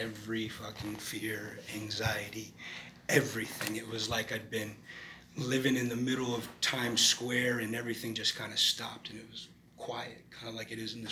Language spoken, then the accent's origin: English; Hilton Head, South Carolina, United States; moved away; growing up in Hilton South Carolina